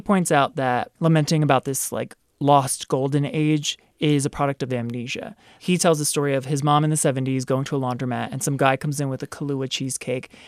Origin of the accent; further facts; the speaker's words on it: Baltimore, Maryland, United States; moved away as an adult; now in San Francisco, United States; I grew up in Baltimore